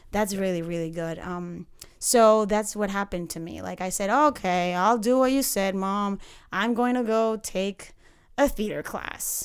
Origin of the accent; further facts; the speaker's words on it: Panama City, Panama; moved away; I am from Panama City, Central America